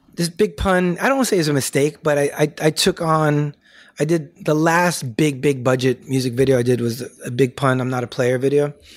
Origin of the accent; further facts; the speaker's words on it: New York City, New York, United States; growing up in the Bronx